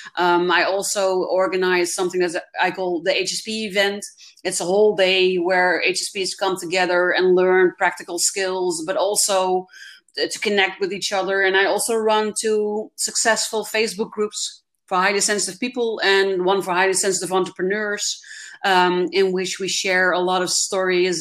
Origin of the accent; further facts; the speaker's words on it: Netherlands; I'm actually from the Netherlands and not Germany